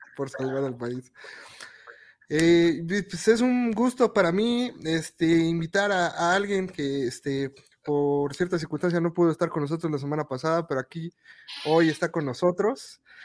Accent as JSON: {"language": "Spanish", "region": "Mexico City", "country": "Mexico", "said": "Nosotros somos del EFE"}